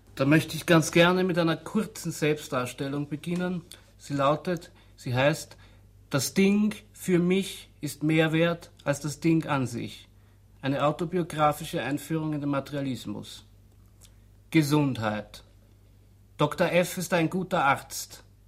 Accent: Austria; bei uns in Österreich

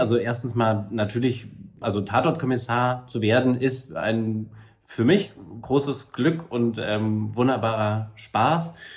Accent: Saarbrücken, Saarland, Germany; moved away; also born or lived in Völklingen; aufgewachsen bin ich dann in alten Kessel zwischen Völklingen und Saarbrücken

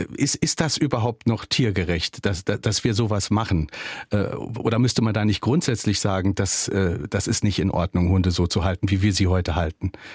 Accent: Germany; hier bei uns in Deutschland

